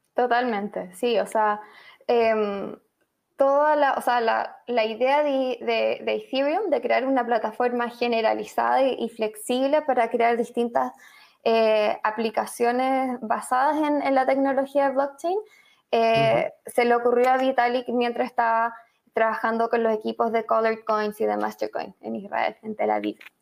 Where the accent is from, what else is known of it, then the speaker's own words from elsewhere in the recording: Chile; moved away; also born or lived in Argentina / Madrid / New York; como quizás algunos pueden intuir por mi acento, soy chilena, periodista